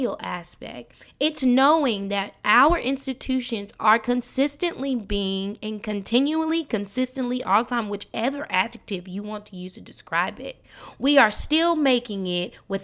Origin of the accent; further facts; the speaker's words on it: Dallas, Texas, United States; I'm from Dallas, Texas, Oak Cliff to be exact, Westmoreland, G Lane. I grew up in the Park Village Apartments